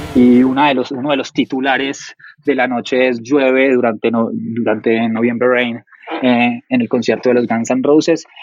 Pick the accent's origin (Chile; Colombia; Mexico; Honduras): Colombia